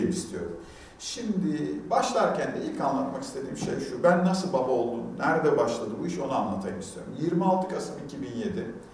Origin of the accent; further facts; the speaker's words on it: Antakya, Hatay, Turkey; born there; Ben 1974 yılında Hatay Antakya'da doğdum.